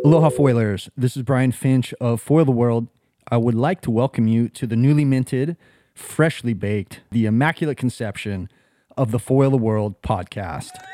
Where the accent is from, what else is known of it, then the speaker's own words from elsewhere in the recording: Kauai, Hawaii, United States; moved away as an adult; also born or lived in California / Costa Rica; now in Jacksonville, United States; I was born in California. raised here on the island of Kauai